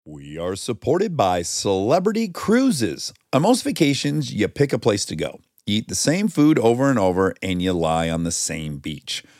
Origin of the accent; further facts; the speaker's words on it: Michigan, United States; moved away as an adult; now in Los Angeles, United States; I grew up in Michigan close to West Bloomfield